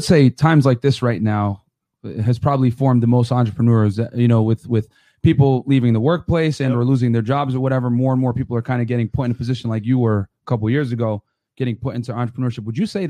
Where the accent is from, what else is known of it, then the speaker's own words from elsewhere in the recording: Miami, Florida, United States; We're actually from Miami.